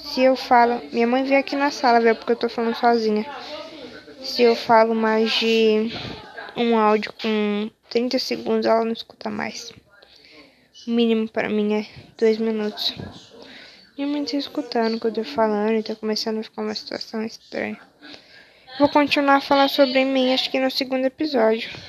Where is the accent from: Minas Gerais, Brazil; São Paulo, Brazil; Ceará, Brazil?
São Paulo, Brazil; Sou de São Paulo, tenho 16 anos e eu vou fazer 17 daqui dois meses.